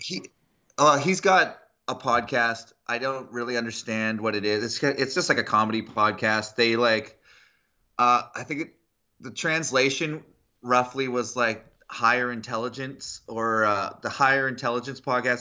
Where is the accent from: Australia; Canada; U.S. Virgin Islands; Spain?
Canada; I'm from Canada, the place of the best women's soccer or football.